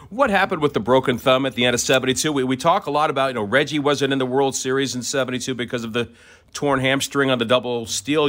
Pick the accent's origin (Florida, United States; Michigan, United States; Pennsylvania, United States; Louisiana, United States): Florida, United States; Orlando; I grew up in Orlando